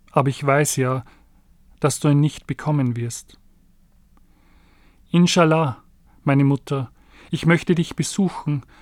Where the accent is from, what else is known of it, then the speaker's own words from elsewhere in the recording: Syria; bin …. Ich komme aus Syrien.